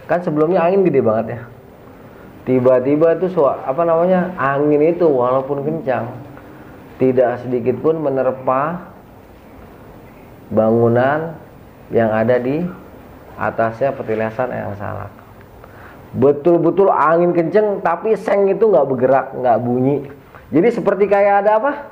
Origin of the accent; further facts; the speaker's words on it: Bandung, West Java, Indonesia; Gue bilang sama, gue juga dari Bandung.